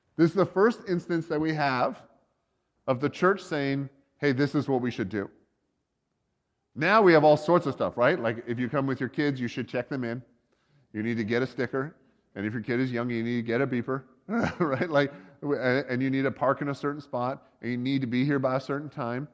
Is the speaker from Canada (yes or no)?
yes; Canada; they'd be the Canadians. We're kind of American, but kind of not.